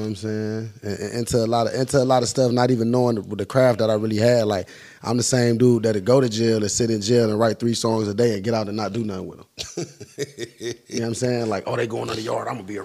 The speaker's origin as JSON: {"language": "English", "town": "Cleveland", "region": "Ohio", "country": "United States", "said": "I'm from Cleveland, Ohio."}